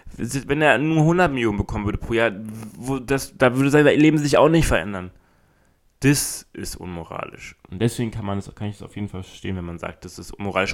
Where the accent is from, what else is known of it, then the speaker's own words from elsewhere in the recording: Berlin, Germany; bei uns in Berlin